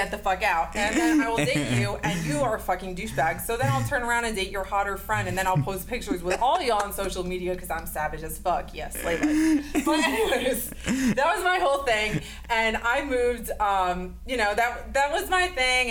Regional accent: Weston, Connecticut, United States; moved away; I was born in a very small town in Connecticut, very like preppy, homogenous, Weston, Connecticut

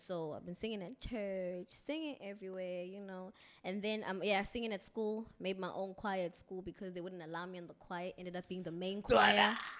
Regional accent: Umlazi, KwaZulu-Natal, South Africa

